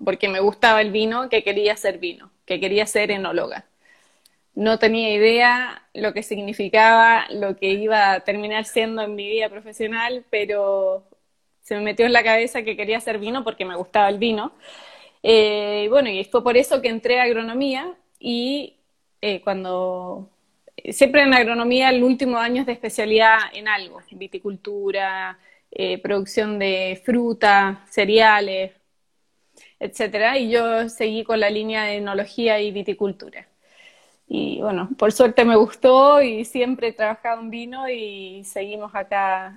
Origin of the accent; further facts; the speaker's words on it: southern Chile, Chile; yo nací en el, y viví siempre en el sur de Chile